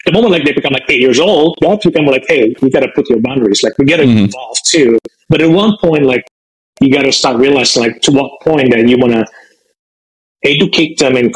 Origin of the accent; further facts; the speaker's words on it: Indonesia; moved away as an adult; also born or lived in San Francisco Bay Area, United States; now in Bay Area, United States; I'm originally from Indonesia. I came to the United States as a foreign student when I was after finishing high school